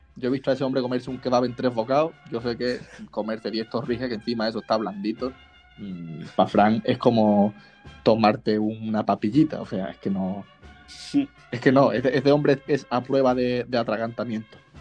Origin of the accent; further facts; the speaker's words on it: San Pedro de Alcántara, Andalusia, Spain; es nuestro patrón del pueblo y porque yo adoro mi pueblo, San Pedro de Alcántara